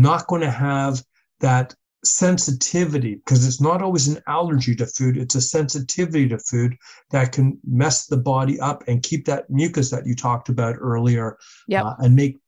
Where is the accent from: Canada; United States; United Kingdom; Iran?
Canada; We're Canadian.